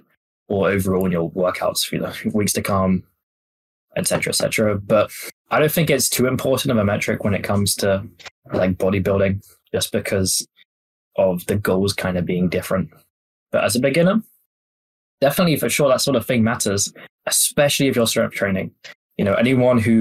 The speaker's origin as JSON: {"language": "English", "region": "England", "country": "United Kingdom", "tie": "born or raised there", "said": "I grew up in England"}